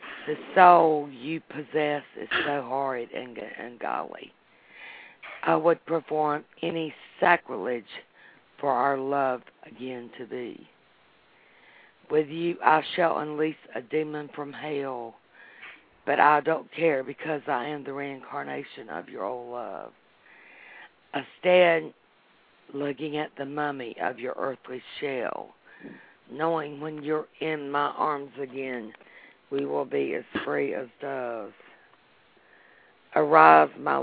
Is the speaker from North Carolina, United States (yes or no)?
yes; North Carolina, United States; accent: North Carolina; North Carolina. Can't you tell by my accent?